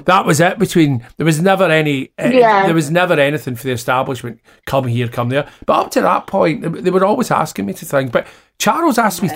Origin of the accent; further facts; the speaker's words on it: Scotland, United Kingdom; I'm Scottish